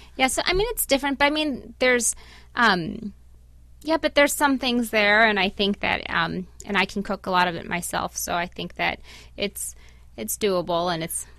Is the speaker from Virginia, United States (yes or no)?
no; Chicago, Illinois, United States; moved away as an adult; now in Cleveland, United States; I'm from Chicago